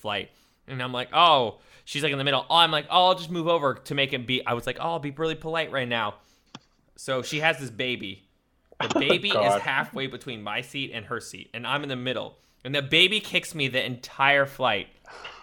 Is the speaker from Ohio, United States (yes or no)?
yes; Ohio, United States; I'm a friendly person, because I'm from Ohio.